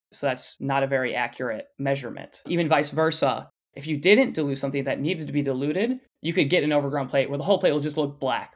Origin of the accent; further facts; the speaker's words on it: Flushing, Michigan, United States; near my hometown of Flushing, Michigan